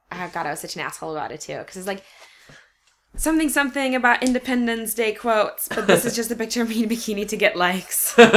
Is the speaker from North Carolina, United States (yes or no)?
no; Port Orchard, Washington, United States; I grew up in Port Orchard, which is a tiny, tiny place.